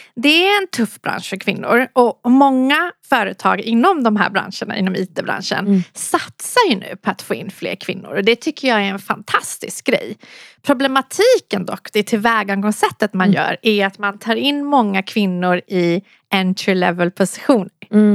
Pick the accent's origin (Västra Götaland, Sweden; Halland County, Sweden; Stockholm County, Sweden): Stockholm County, Sweden; Solna; also born or lived in Iran; kom hit sedan jag var ett år från Iran när vi flydde kriget. Mm. Och eh, har växt upp i Solna